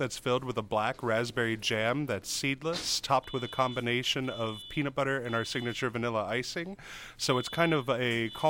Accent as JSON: {"language": "English", "region": "New Jersey", "country": "United States", "tie": "born or raised there", "moved": "yes", "lives_now": "Cookeville, United States", "said": "I'm from a small town in New Jersey."}